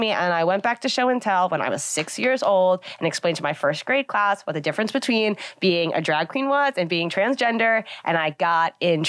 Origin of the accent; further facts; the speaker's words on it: Long Island, New York, United States; From Long Island originally.